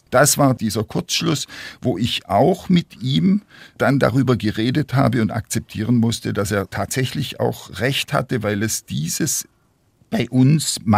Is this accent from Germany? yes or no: yes; Lake Constance, Germany; wir, er und ich, wir stammen beide aus Dörfern hier am Bodensee